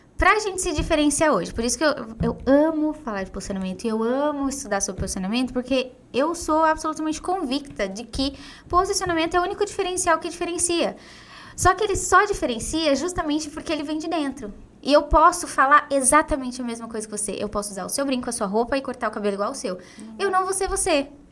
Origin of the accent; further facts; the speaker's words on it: Diadema, São Paulo, Brazil; eu nasci e cresci, fui criada em Diadema, uma cidade super simples